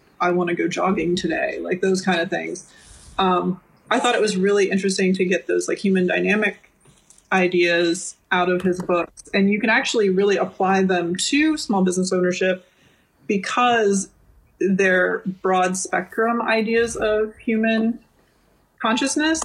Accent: Weirton, West Virginia, United States; I'm originally from Weirton. So yeah. I did in West Virginia

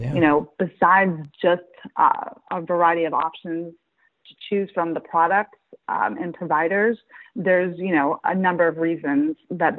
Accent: Pittsburgh, Pennsylvania, United States; also born or lived in Detroit, Michigan; now in Bridgeport, United States; I'm actually from Pittsburgh.

